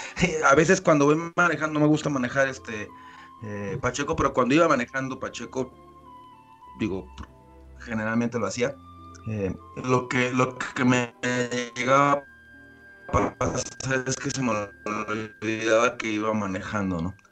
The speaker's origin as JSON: {"language": "Spanish", "region": "Mexico City", "country": "Mexico", "tie": "born or raised there", "moved": "yes", "said": "yo nací en el DF propiamente"}